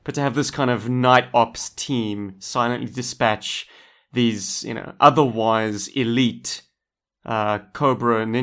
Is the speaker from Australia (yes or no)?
no; South Africa; I'm from Africa.